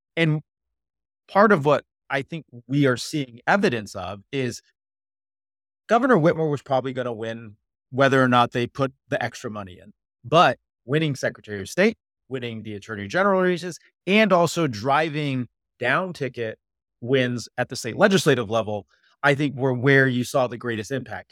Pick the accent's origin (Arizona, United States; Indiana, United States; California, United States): Arizona, United States; I grew up in Arizona